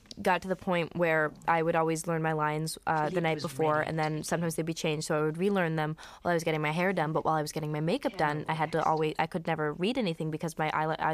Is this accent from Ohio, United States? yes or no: no; New Jersey, United States; also born or lived in Brooklyn, New York; I moved from Brooklyn to New Jersey when I was supposedly supposed to go into kindergarten